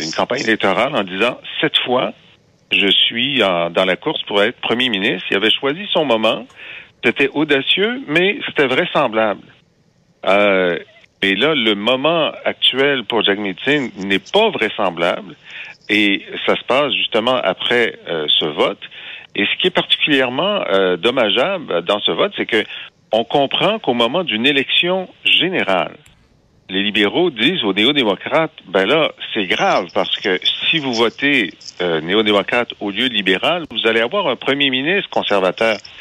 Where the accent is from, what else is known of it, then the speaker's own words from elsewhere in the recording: Thetford Mines, Quebec, Canada; Je viens, de Thetford Mines